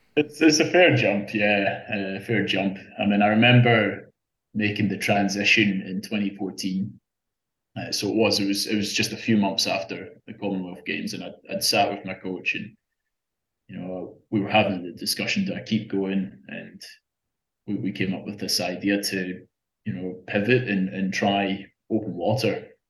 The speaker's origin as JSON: {"language": "English", "region": "Scotland", "country": "United Kingdom", "tie": "born or raised there", "moved": "as an adult", "lives_now": "Australia", "said": "I'm, I'm not from here in Australia. I, I, I grew up in Scotland."}